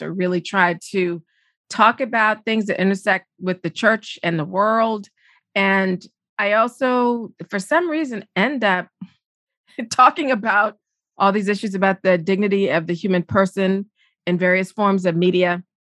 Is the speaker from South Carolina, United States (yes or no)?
yes; Charleston, South Carolina, United States; I'm a Southerner from Charleston, South Carolina